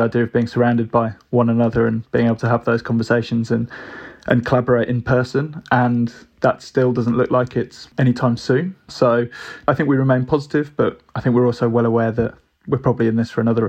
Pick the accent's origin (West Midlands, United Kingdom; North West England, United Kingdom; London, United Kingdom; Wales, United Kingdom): West Midlands, United Kingdom; Birmingham; And growing up in Birmingham, which was probably 2.5 hours away, I think the tutor had just never been to Brighton and was just like, feels like a long way away.